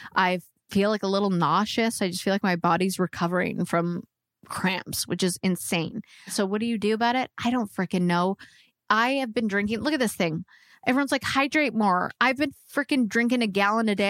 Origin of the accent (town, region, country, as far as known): Canada; moved away as an adult; also born or lived in Vancouver; now in Nashville, United States